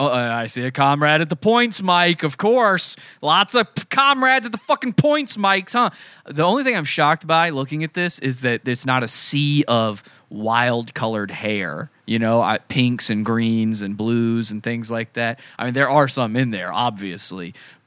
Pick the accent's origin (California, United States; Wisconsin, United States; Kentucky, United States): Wisconsin, United States; I'm from Wisconsin.